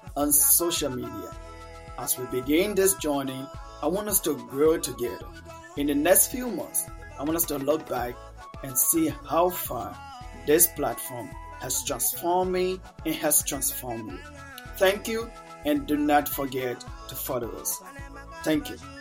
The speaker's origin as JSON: {"language": "English", "town": "Monrovia", "region": "Montserrado", "country": "Liberia", "tie": "born or raised there", "also_born_or_lived": "a village in Liberia", "first_language": "Mano", "second_language": "English", "said": "So at about six to seven years, I have to move to the capital, Monrovia, to stay with my older siblings."}